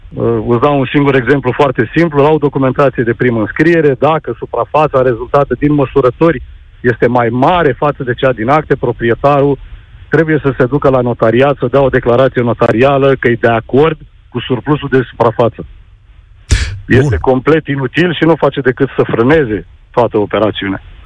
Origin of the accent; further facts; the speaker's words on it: Bucharest, Romania; Sunt din București